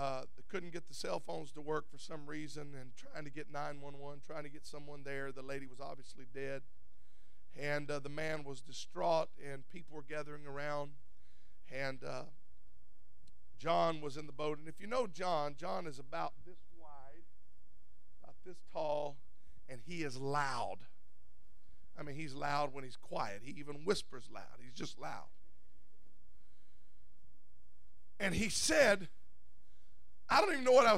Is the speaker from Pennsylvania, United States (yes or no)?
no; Louisiana, United States; now in California, United States; I grew up in Louisiana